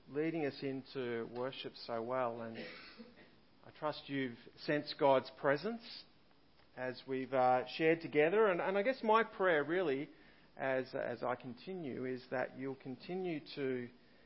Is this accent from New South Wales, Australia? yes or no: no; Kyneton, Victoria, Australia; I come from Kyneton in central Victoria